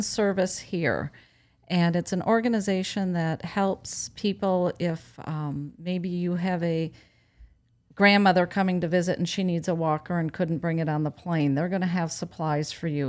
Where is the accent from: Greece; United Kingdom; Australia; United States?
United States; Wisconsin; moved away as an adult; now in Sanibel, United States; I'm from Wisconsin